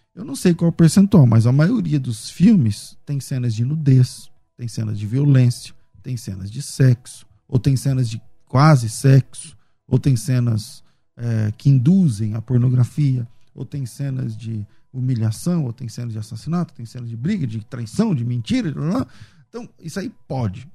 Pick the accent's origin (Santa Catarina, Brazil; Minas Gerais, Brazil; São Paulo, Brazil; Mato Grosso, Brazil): Mato Grosso, Brazil; eu sou do Mato Grosso